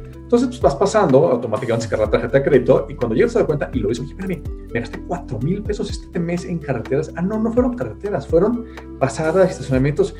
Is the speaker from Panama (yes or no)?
no; Mexico; Y lo que no hacemos en México es no ahorrar nada todos vivimos por encima de nuestros ingresos